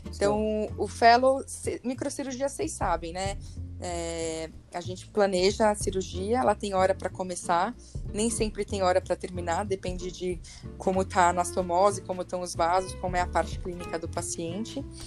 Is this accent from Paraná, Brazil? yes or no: no; São Paulo, Brazil; eu sou de São Paulo, né? Eu nasci na Avenida Paulista, então nunca saí daqui